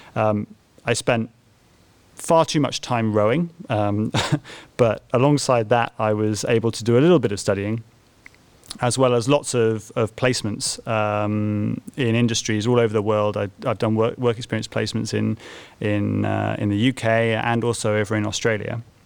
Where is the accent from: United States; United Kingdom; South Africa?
United Kingdom; Bristol, South West England; moved away as an adult; also born or lived in Cambridge; I was born in Bristol